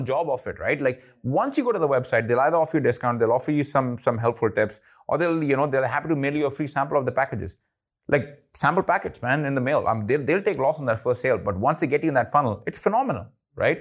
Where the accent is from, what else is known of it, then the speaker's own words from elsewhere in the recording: India; I'm Indian